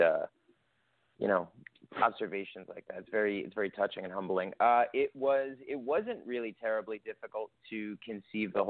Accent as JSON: {"language": "English", "region": "New York", "country": "United States", "moved": "yes", "lives_now": "Los Angeles, United States", "said": "I'm originally from New York"}